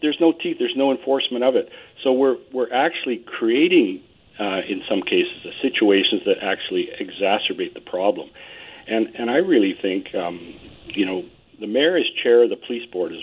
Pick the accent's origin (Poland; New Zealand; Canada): Canada; Vancouver, British Columbia; I was born in Vancouver. My father was born in Vancouver. I have a deep understanding of this city